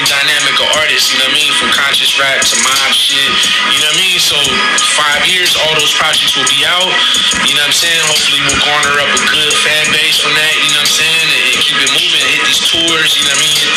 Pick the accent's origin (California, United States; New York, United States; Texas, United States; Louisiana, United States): California, United States; San Francisco; I'm from San Francisco, the Mission District, 24th Street